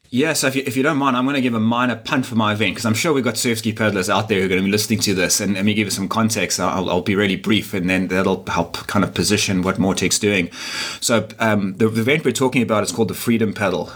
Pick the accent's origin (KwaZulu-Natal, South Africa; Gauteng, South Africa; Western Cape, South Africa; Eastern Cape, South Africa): KwaZulu-Natal, South Africa; Durban; moved away as an adult; now in Cape Town, South Africa; I'm actually not from Cape Town. I'm from Durban, which is a, a, a smaller, uh, still significant, but a smaller city on the east coast of, uh, of South Africa.